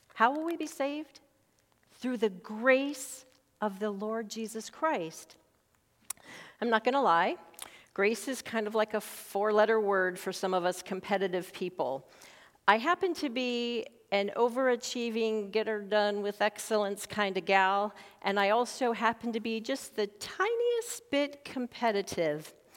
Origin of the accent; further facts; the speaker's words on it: Montana, United States; now in Sarasota, United States; growing up in Montana, loving and caring for the great outdoors